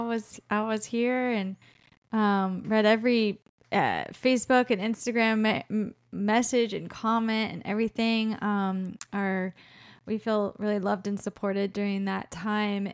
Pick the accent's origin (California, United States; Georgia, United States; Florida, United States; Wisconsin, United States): Florida, United States; moved away as an adult; also born or lived in Colorado; We used to live in Colorado, um, we're from Florida originally, and we're back there now, but we lived in Colorado for twelve years.